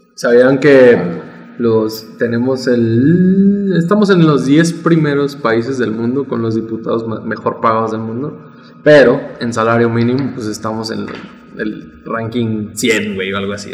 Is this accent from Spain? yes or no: no; Mexico; somos mexicanos